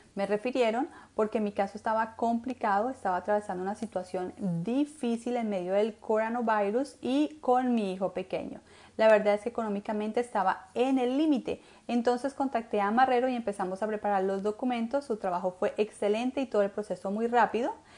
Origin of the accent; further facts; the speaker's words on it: Colombia; now in United States; Yo soy colombiana